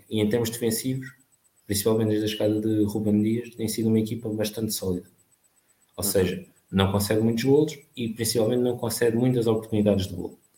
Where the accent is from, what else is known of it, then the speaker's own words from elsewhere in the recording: Marinhais, Santarém District, Portugal; eu sou da, de Marinhães, Salvaterra de Mato